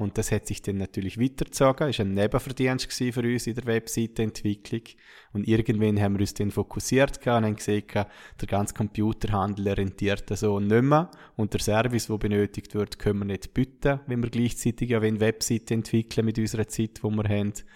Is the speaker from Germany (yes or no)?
no; Schaan, Liechtenstein; wir sind kein Jahr danach auf Schaan gezogen, meine Heimatgemeinde